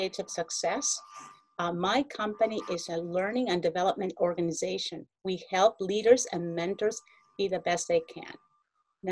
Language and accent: English; Peru; also born or lived in New York; now in United States; When I became an immigrant into the States, I was born in Peru. And when I moved to the United States